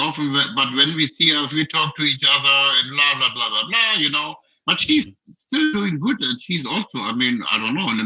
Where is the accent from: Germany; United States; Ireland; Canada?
Germany; from Germany. Hello, we are from Germany.